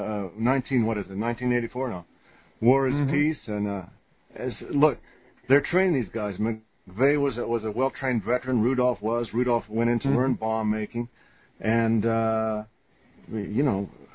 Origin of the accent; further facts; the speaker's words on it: United States; as an American